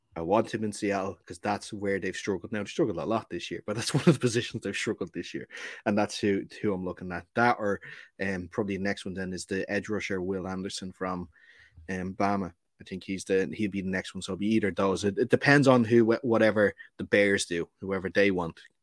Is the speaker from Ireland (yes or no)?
yes; Ireland; we are Irish